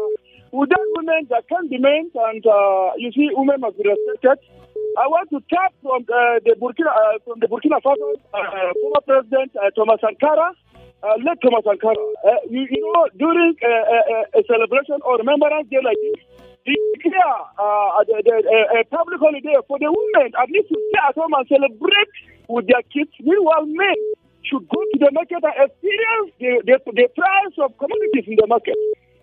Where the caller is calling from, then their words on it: Jos, Plateau, Nigeria; I'm calling from Philosophical Quarters, University of Jos.